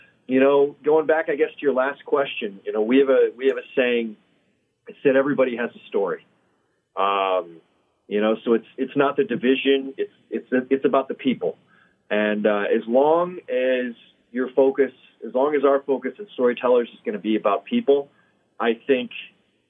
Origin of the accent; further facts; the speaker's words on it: Milwaukee, Wisconsin, United States; I grew up in Milwaukee